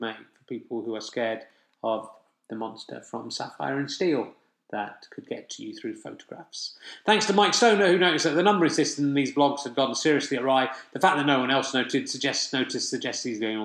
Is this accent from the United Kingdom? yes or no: yes; Somerset, South West England, United Kingdom; I am from Somerset